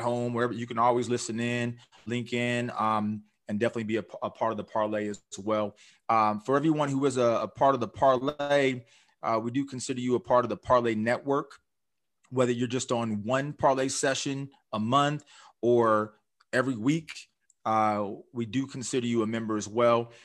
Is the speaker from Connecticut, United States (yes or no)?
no; Orange County, California, United States; I'm from Orange County area.